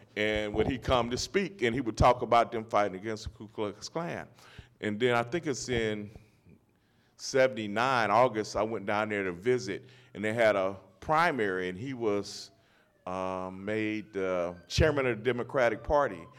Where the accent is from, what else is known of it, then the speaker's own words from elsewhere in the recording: Los Angeles, California, United States; moved away; growing up in Los Angeles